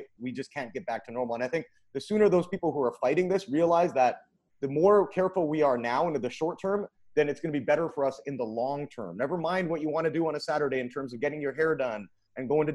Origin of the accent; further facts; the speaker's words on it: Vancouver, British Columbia, Canada; now in United States; I'm from Vancouver, Canada